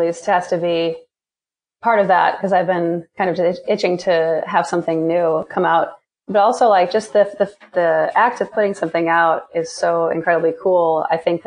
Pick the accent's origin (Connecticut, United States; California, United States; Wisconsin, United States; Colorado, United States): Wisconsin, United States; Green Bay; moved away as an adult; also born or lived in Kalamazoo, Michigan / Boston, Massachusetts; now in New York, United States; I'm from Wisconsin and Green Bay